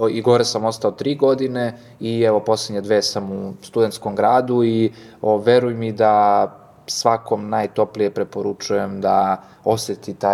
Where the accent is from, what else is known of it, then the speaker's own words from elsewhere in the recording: Guča, Šumadija and Western Serbia, Serbia; now in Belgrade, Serbia; Da, ja sam iz Guča, eto, dolazim iz unutrašnjosti, iz jednog malog mesta i sam dolazak u Beograd eh